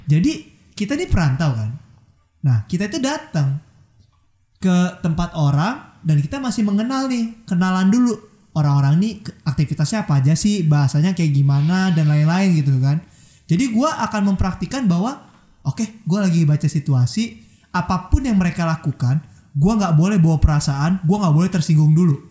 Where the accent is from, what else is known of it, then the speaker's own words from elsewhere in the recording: Jakarta, Indonesia; moved away; gue orang Jakarta